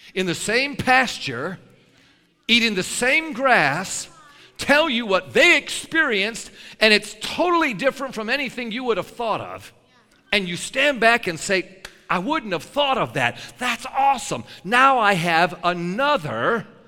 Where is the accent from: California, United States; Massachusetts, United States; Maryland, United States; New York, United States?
New York, United States; I'm a New Yorker